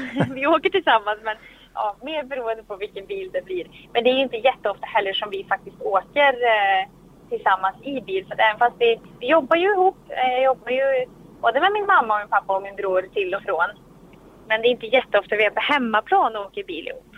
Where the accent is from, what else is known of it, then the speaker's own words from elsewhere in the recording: Sweden; här hemma i Sverige